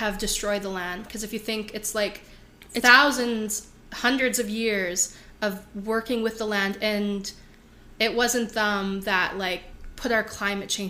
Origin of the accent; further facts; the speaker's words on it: Redwater, Alberta, Canada; also born or lived in Lac La Biche, Alberta; I didn't grow up in Lac La Biche. I grew up in Redwater, and Redwater, it's still north.